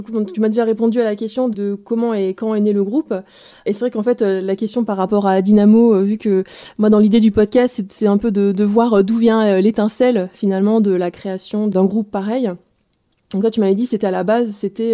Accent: Alsace, Grand Est, France; now in Roubaix, France; je suis alsacienne, exilée dans le Nord sur Roubaix

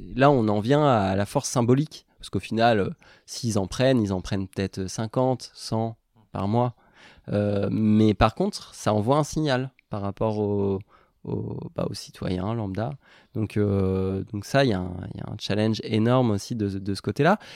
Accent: Normandy, France; j'ai grandi en Normandie

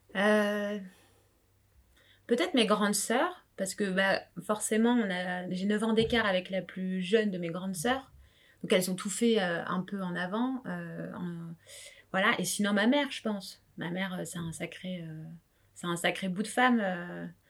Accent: France; also born or lived in La Réunion (family origin); j'ai grandi euh, dans un milieu euh, vraiment modeste. On était en banlieue

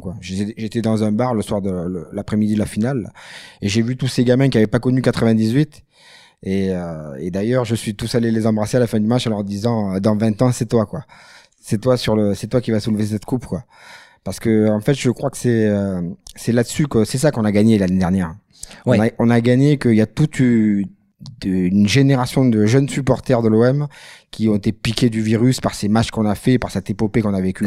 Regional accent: Marseille, Provence-Alpes-Côte d'Azur, France; on est on est Marseillais

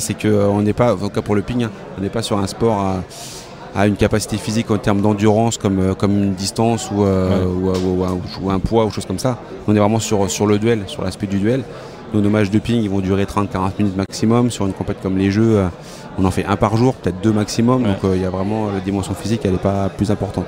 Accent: France; chez nous en France

